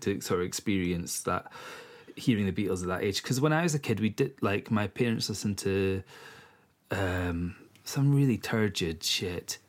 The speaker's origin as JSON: {"language": "English", "region": "East Coast of Scotland", "country": "United Kingdom", "moved": "as an adult", "lives_now": "Isle of Eigg, United Kingdom", "said": "I'm from the East Coast originally, and I only moved to the West Coast 11 years ago"}